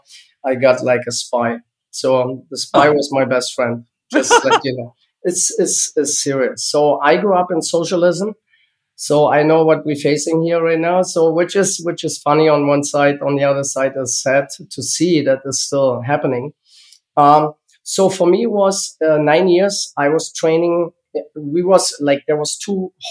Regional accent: Germany; English is a second language; moved away as an adult; now in United States; So I was born in East Germany, and I grew up in East Germany

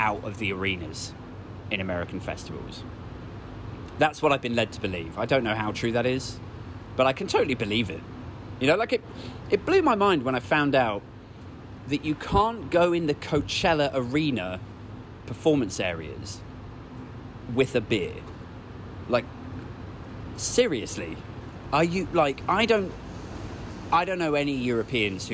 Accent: United Kingdom

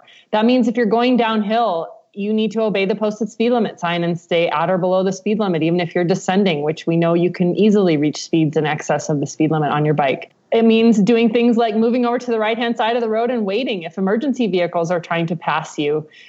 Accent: Midwest, United States; I'm from the Midwest, we wave at everybody kind of thing.

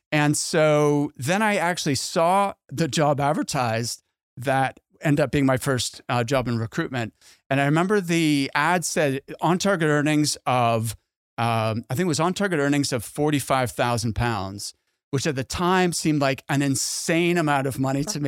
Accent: Halifax, Nova Scotia, Canada; my hometown in Halifax

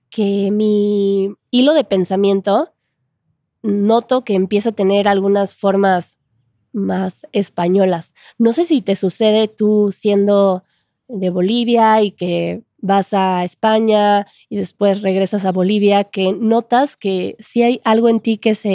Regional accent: Mexico City, Mexico; pero hay gente que lo nota todavía por mi forma de hablar, que soy de cierto lugar en la Ciudad de México.

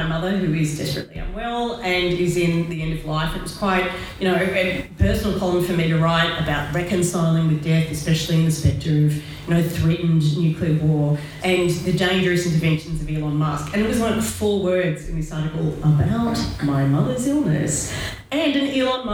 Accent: Australia; Being Australian

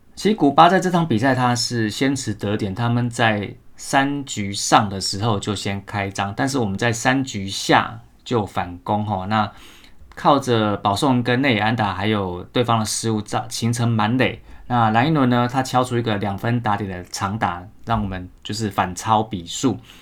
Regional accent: Taiwan; 我们台湾人

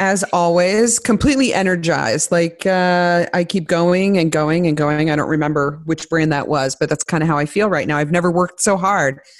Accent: Midwest, United States; I grew up in the Midwest

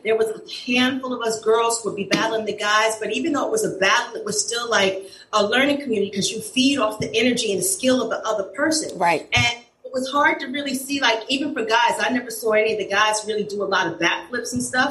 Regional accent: New York City, New York, United States; I grew up in East Elmhurst, Corona, Jackson Heights, Queens.

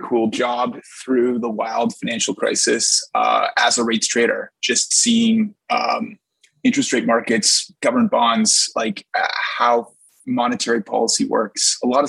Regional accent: Edmonton, Alberta, Canada; Well, I can give a great answer because I grew up in Edmonton, like as a little kid during the Gretzky dynasty era.

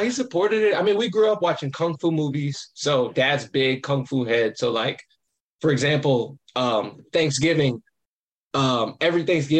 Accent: Champaign, Illinois, United States; He was a professor in my hometown in Champaign, Illinois at the time.

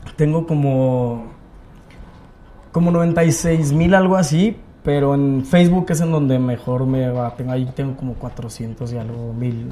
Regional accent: Torreón, Coahuila, Mexico; accent: norteño; moved away as an adult; now in Mexico City, Mexico; yo soy de Torreón. Vale. En Torreón hacía teatro de, de niño

